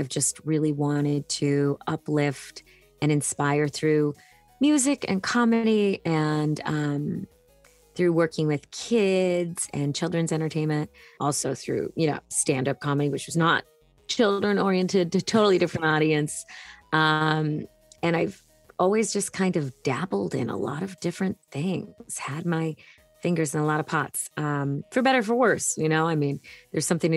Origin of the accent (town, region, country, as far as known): Hanson, Massachusetts, United States; born or raised there